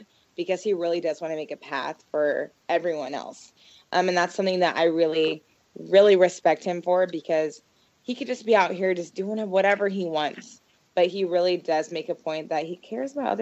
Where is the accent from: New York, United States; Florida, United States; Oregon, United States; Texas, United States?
Oregon, United States; Portland; I'm from Portland.